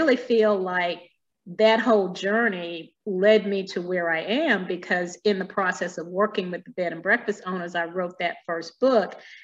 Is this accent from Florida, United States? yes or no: no; Alabama, United States; moved away as an adult; now in Virginia, United States; I grew up in Alabama, so deep south